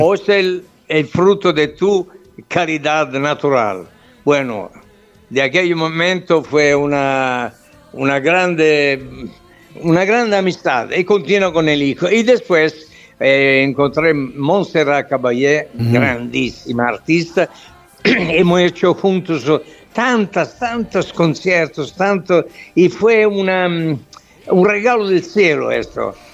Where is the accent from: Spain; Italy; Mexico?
Italy; Southern Italy; Spanish is a second language